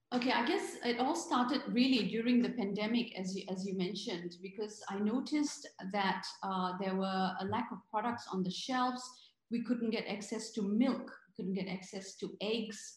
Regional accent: Singapore; I'm Singaporean

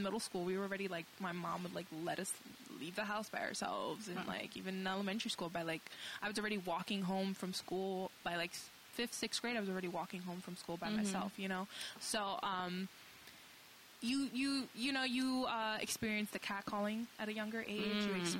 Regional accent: New York City, New York, United States; moved away; I grew up in the Lower East Side

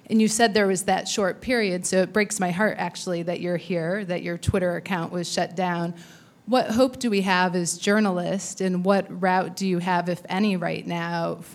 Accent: Lebanon; English is a second language; also born or lived in Saudi Arabia / Egypt; Um, I'm an Arab. I came here from Lebanon by way of Saudi Arabia and Egypt en route.

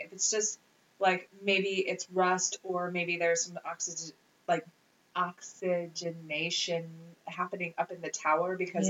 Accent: Chicago, Illinois, United States; I'm from Chicago.

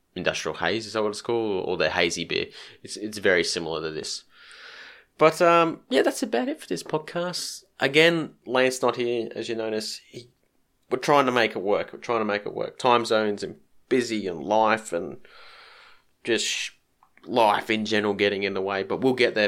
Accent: Queensland, Australia; being a Queenslander.

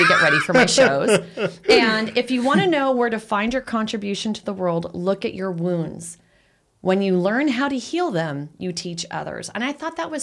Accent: United States; also born or lived in California / Arizona; I grew up in California and Arizona, not in Mexico

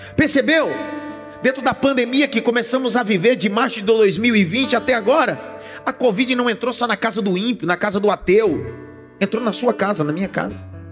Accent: Northeast Region, Brazil; eu sou nordestino, então eu uso essas expressões

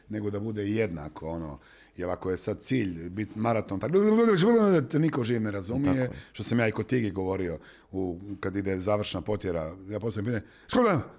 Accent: Zenica, Federation of Bosnia and Herzegovina, Bosnia & Herzegovina; ja sam iz Zenice

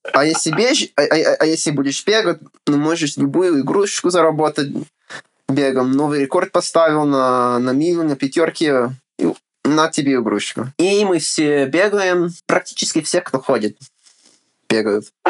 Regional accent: United States; Russian is a second language; also born or lived in Ukraine; Отец переехал в Америку учиться. Вот. И женился и остался. Ага. А я уже родился тут

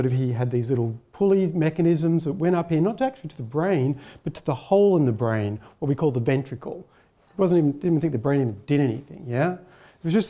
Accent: Melbourne, Victoria, Australia; moved away as an adult; also born or lived in Heidelberg, Germany; now in Canberra, Australia; I'm from Melbourne initially.

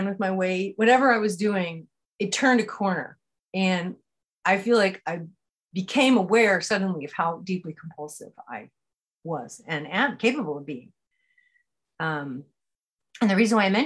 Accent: California, United States; I grew up in California

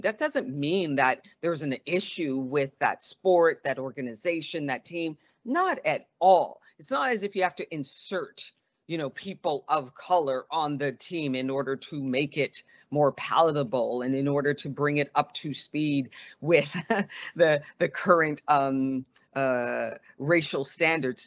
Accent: Montreal, Quebec, Canada; moved away as an adult; now in United States; growing up in Montreal, uh, running track

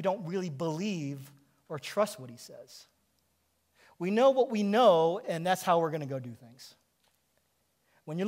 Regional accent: Kodiak, Alaska, United States; moved away; I grew up on Kodiak Island in Alaska

